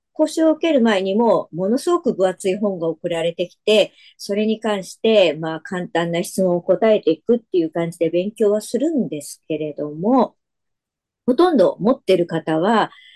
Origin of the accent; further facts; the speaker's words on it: Yokohama, Kanagawa, Japan; now in Saitama, Japan; もともとは横浜で生まれ育ちましたので、自分の中では神奈川県民的な思いはあります。